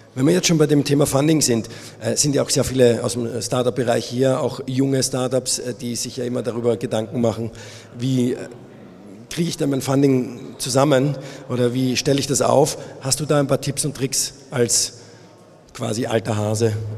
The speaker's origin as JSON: {"language": "German", "country": "Austria", "moved": "yes", "lives_now": "Munich, Germany", "said": "ich bin Österreicher"}